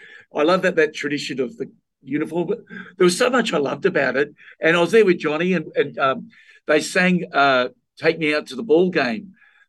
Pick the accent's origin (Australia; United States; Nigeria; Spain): Australia; as an Australian, because we have cricket.